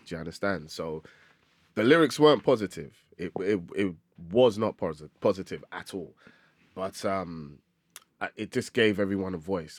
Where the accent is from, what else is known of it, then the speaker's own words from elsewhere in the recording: London, United Kingdom; I grew up in Tottenham, terrible place, absolutely horrible place.